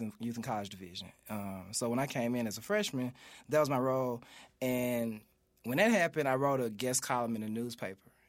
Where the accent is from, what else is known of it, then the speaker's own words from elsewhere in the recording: Memphis, Tennessee, United States; growing up in South Memphis